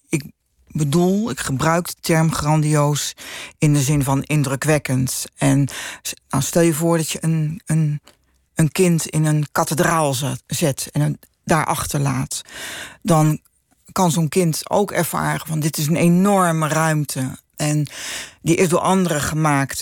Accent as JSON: {"language": "Dutch", "region": "Utrecht", "country": "Netherlands", "tie": "born or raised there", "said": "ik ben opgegroeid in de Damstraat"}